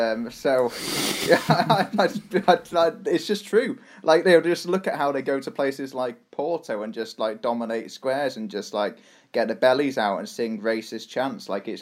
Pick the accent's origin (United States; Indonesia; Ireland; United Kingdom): United Kingdom; England; That's another reason why I'm a self-loathing Englishman.